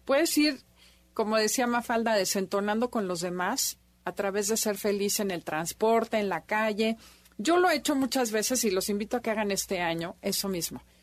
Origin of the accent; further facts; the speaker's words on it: Mexico; como mexicanos nueve que somos en general